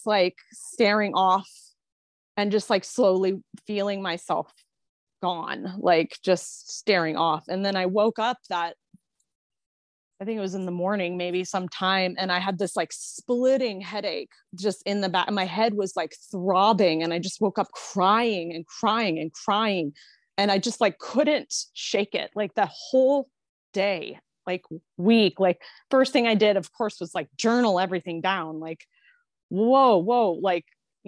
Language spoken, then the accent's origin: English; United States; Being American